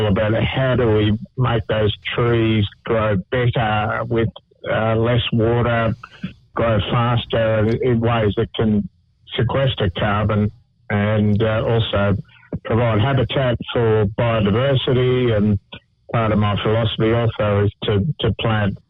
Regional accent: Gosford, New South Wales, Australia; moved away as an adult; now in Tasmania, Australia; I grew up in Gosford and did most of my horticulture

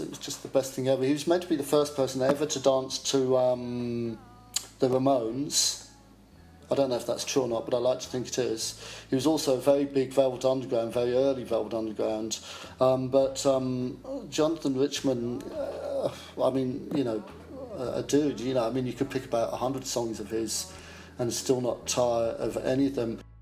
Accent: Chelmsford, East of England, United Kingdom; moved away as an adult; as a kid, I grew up in Chelmsford, Essex.

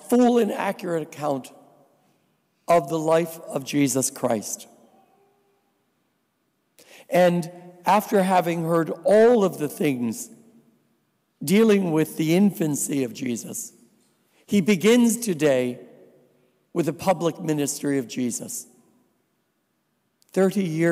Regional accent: New Jersey, United States; also born or lived in Grenada; now in Buffalo, United States; I'm a Polish boy. And I am originally from New Jersey

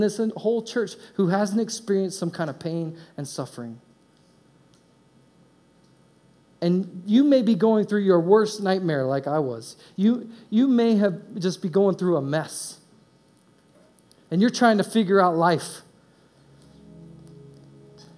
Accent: Indiana, United States; moved away as an adult; also born or lived in East Coast / West Coast; I was raised in Indiana

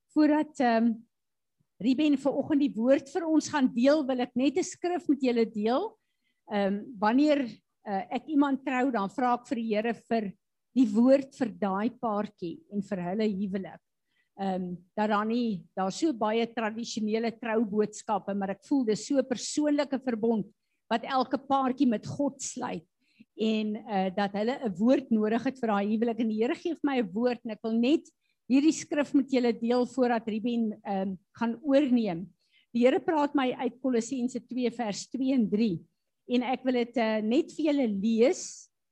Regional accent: South Africa; ons as Suid-Afrikaners veral staan bekend as Christene

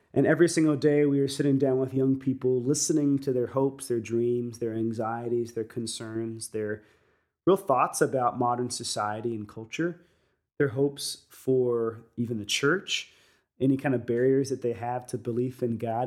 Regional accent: United States; being American, is, is we all come from different parts of the world

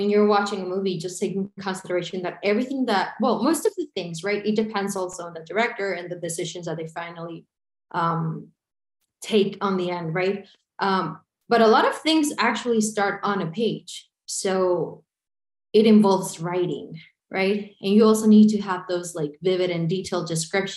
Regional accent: El Paso, Texas, United States; I am from El Paso, Texas

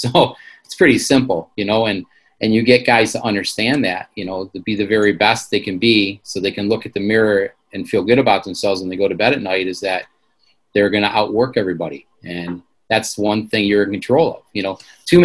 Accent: Michigan, United States; I'm from Michigan

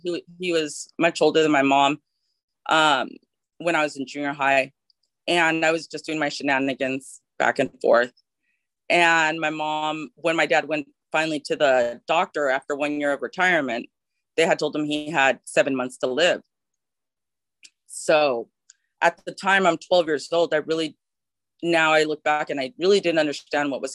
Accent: Los Angeles, California, United States; as I was growing up, I'm from California, from LA and Los Angeles

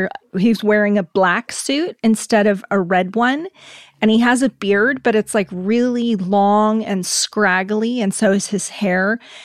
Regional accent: Germany; And I grew up in Germany, so I remember in the apartment complex where I lived, someone would actually dress up like St. Nicholas on December 6th

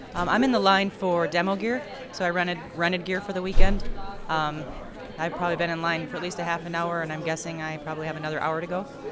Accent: Muskegon, Michigan, United States; I'm from Muskegon, Michigan

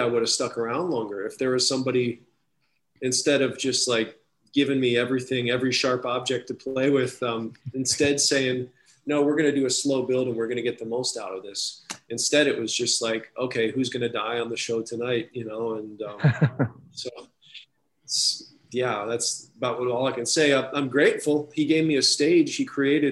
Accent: Minneapolis, Minnesota, United States; my hometown in Minneapolis

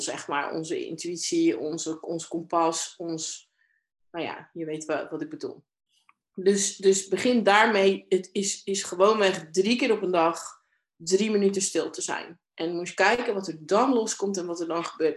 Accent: Domburg, Zeeland, Netherlands; ik ben in Domburg opgegroeid, een kustplaatsje hier in Zeeland

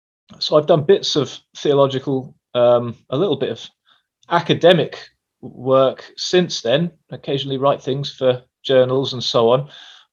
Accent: England, United Kingdom; Well, I am an Englishman. I am a little confused about whether I come from the north or the south. I've spent time in both.

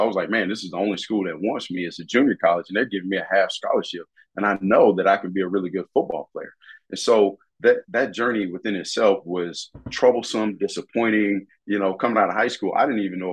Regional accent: Gluckstadt, Mississippi, United States; I grew up in Mississippi in a small town called Gluckstadt, Mississippi.

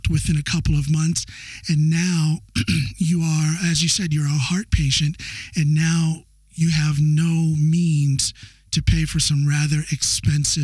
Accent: United States; moved away as an adult; now in Norway; I'm an American citizen, as everybody knows, as you know, but I've been here in Norway for almost 20 years

